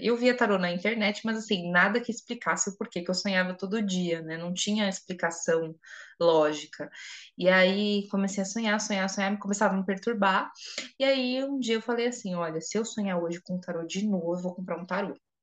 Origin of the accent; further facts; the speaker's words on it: São Paulo, Brazil; eu sou de São Paulo